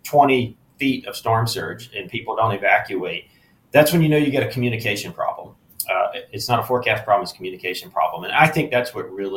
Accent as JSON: {"language": "English", "region": "Eastern North Carolina", "country": "United States", "tie": "born or raised there", "moved": "yes", "said": "I grew up in Eastern North Carolina"}